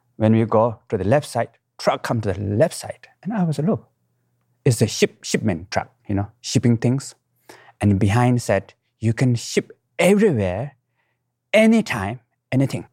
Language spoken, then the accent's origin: English; Nepal; I was born in the Himalayan mountain, right middle of the mountain, what we call Manasilo, at highest